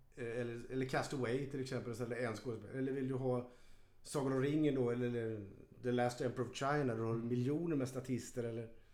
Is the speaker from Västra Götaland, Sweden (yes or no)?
yes; Gothenburg, Västra Götaland, Sweden; now in Stockholm, Sweden; även om jag är född i Göteborg.